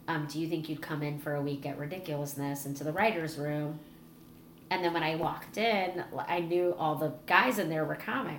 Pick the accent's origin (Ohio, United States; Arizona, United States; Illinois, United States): Illinois, United States; Chicago; moved away as an adult; now in Los Angeles, United States; They're like, you have an accent. I'm like, yeah, I'm from Chicago.